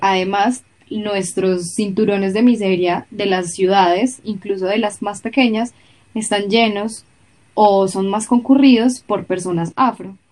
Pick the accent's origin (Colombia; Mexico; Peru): Colombia; en Colombia, aunque hay muchísima comunidad afro